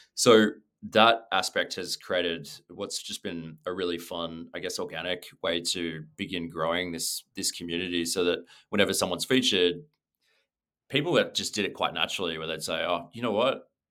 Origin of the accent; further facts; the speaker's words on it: Sydney, New South Wales, Australia; moved away; also born or lived in London / New York / Los Angeles; I'm from Sydney, um, but I've been really lucky to live and work in different places around the world.